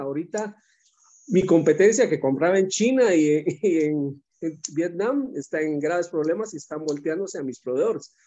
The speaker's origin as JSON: {"language": "Spanish", "country": "Guatemala", "said": "aquí en Guatemala"}